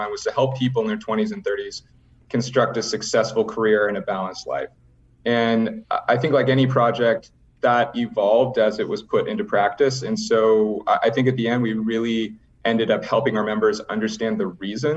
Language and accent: English; Northern California near San Francisco, United States; I grew up in Northern California near San Francisco